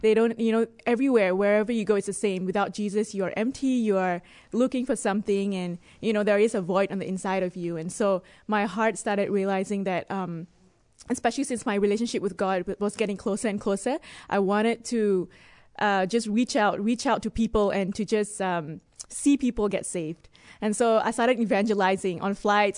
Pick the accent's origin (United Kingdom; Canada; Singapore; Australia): Singapore; moved away as an adult; also born or lived in Dubai; I was born in Singapore, and I lived in Dubai before this.